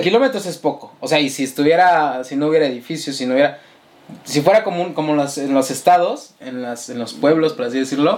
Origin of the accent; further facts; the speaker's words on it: Mexico City, Mexico; somos de la Ciudad de México y, y notarán que decimos mucho güey